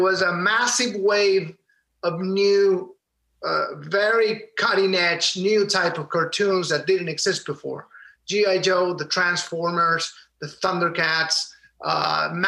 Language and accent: English; Valparaíso, Chile; moved away; In Chile. I grew up in Valparaiso, Chile, in the coast of the Pacific Ocean